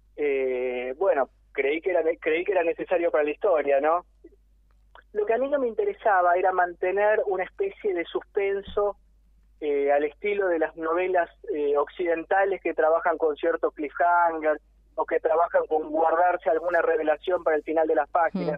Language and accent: Spanish; Argentina; yo nací acá y yo soy argentino